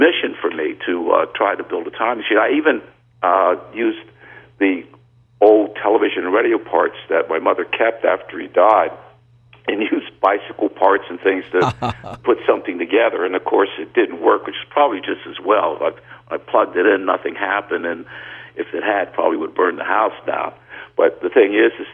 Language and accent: English; New York City, New York, United States; I grew up in the Bronx, and I was the oldest of four children